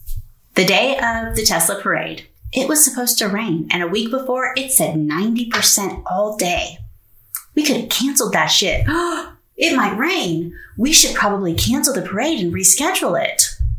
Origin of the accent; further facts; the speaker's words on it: West Coast, United States; also born or lived in North Carolina; So we're from the West Coast originally. We've both been in the military. We've moved all over the place.